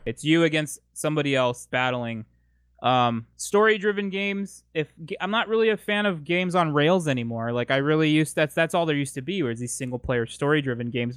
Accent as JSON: {"language": "English", "town": "San Diego", "region": "California", "country": "United States", "tie": "born or raised there", "said": "I am born and raised in San Diego, California"}